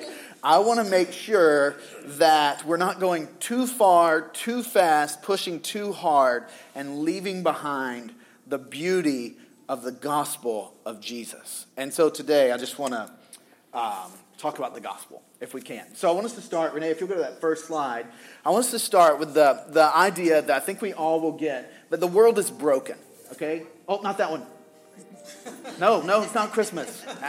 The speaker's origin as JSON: {"language": "English", "region": "Southern US", "country": "United States", "tie": "born or raised there", "said": "because I grew up in the Bible Belt"}